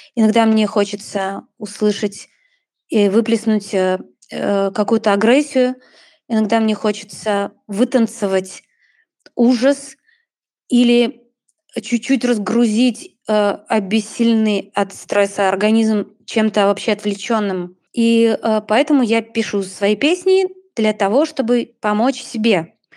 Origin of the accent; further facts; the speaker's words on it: Vitebsk, Vitebsk Region, Belarus; мы родом из Витебска обе